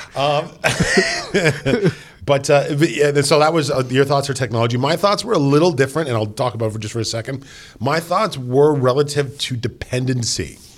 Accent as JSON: {"language": "English", "country": "Canada", "said": "We are from Canada"}